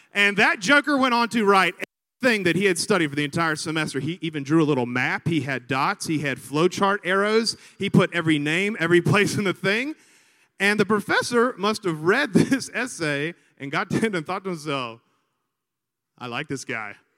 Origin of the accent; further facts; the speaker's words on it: Montgomery, Alabama, United States; also born or lived in San Diego, California / Virginia Beach, Virginia; we moved to Montgomery, Alabama when I was six years old because that's where he had grown up and I, and I was there ever since